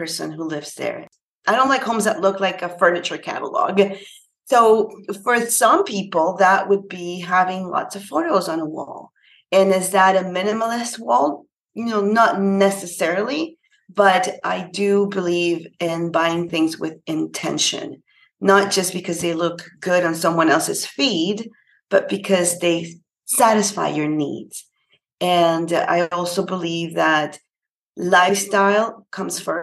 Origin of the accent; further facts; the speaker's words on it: Panama; now in Canada; I'm actually from Panama. It's a little country in Central America, and I'm based in Canada